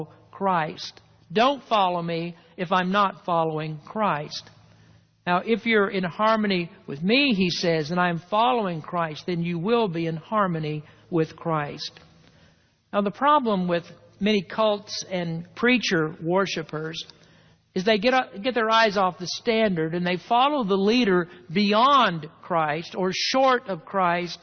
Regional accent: the South, United States; I grew up in the South

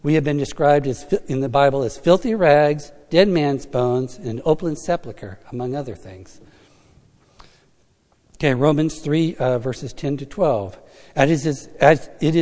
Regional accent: United States; being an American

